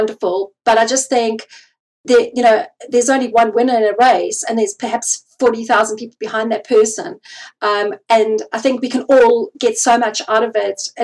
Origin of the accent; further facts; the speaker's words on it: South Africa; I come from South Africa